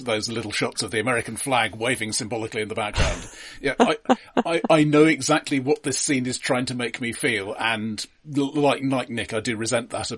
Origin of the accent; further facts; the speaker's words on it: England, United Kingdom; I, as an English person